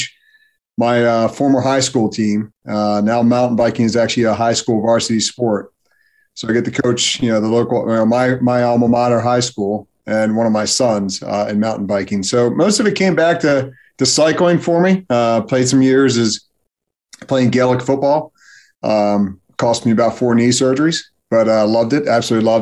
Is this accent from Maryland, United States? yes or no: yes; Baltimore, Maryland, United States; I am just outside of Baltimore, Maryland, where I'm born and raised